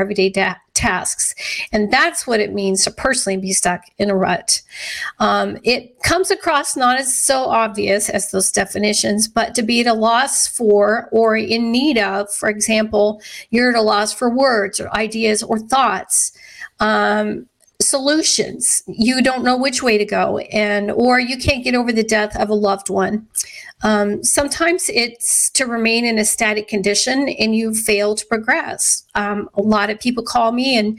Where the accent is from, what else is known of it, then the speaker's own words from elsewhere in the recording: Scottsbluff, Nebraska, United States; I grew up in Western Nebraska in Scotts Bluff